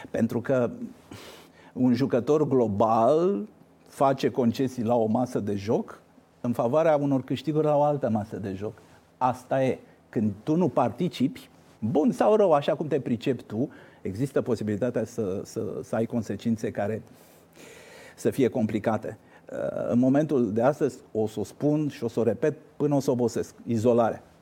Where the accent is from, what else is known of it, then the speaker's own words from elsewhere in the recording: Argeș, Romania; sunt din Argeș